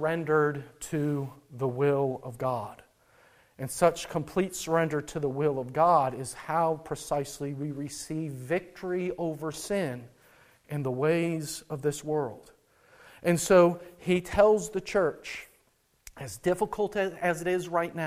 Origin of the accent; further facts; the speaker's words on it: North Dakota, United States; I grew up in North Dakota, where the cold air of the Rockies meets the hot air coming from the southern grassy plains